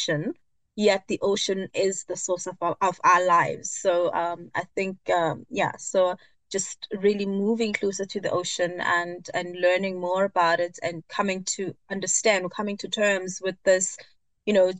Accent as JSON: {"language": "English", "town": "Johannesburg", "region": "Gauteng", "country": "South Africa", "tie": "born or raised there", "said": "I am born and bred in South Africa, Johannesburg"}